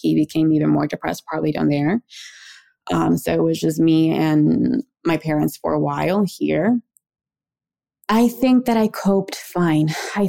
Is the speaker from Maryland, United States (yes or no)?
yes; Maryland, United States; born there; also born or lived in Mexico; I was born here in Maryland, and in my household growing up, we called mom and dad mama y papa. We moved to Mexico when I was six, came back to the United States when I was 14.